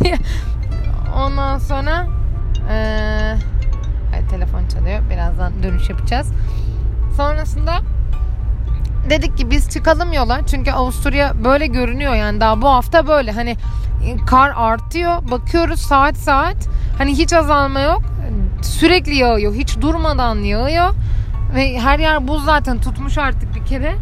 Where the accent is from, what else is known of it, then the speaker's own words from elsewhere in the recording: İzmir, Turkey; bir İzmirli olarak hiç kar tecrübem neredeyse yok